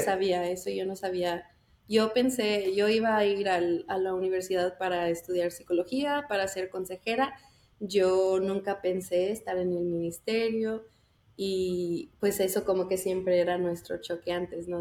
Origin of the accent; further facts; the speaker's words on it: El Paso, Texas, United States; moved away; yo soy del Paso, entonces ahí estaba mi iglesia y desde chiquita